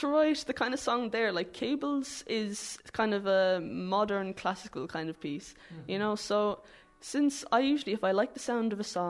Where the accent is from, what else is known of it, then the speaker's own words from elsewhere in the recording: Ballyporeen, Munster, Ireland; It would be so cool saying, oh yeah, sure, I'm from Ballyporeen.